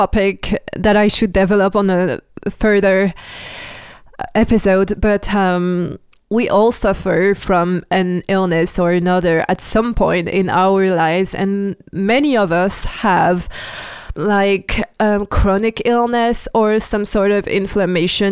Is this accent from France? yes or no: yes; France; English is a second language; I'm French, I'm not American, so and I sometimes have the pronunciation wrong